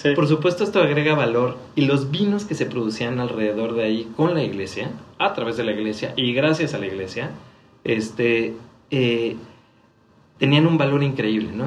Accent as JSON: {"language": "Spanish", "country": "Mexico"}